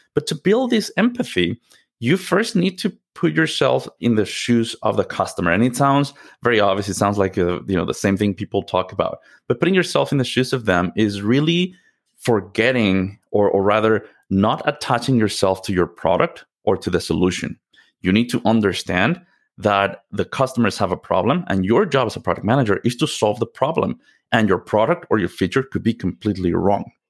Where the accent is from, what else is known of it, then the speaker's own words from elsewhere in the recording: Mexico City, Mexico; moved away; I'm originally from Mexico. Mexico City is home for me